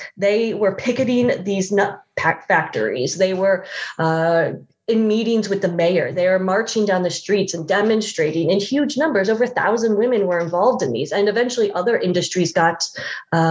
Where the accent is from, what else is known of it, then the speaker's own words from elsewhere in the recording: St. Louis, Missouri, United States; I grew up in the Midwest. I'm from St. Louis